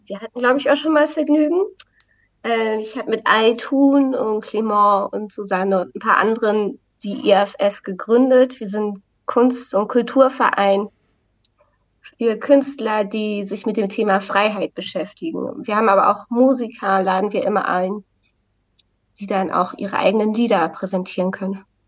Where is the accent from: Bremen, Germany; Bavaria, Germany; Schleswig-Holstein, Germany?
Schleswig-Holstein, Germany; Wacken area; now in Berlin, Germany; ich komme ja auch aus, aus der Wacken-Gegend